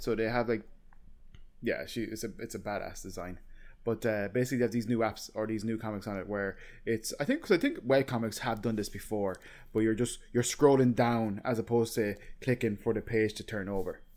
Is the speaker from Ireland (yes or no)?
yes; Ireland; as an Irish